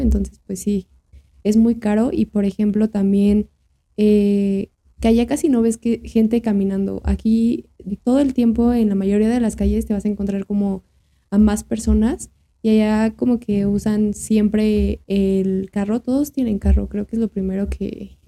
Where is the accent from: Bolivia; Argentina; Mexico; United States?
Mexico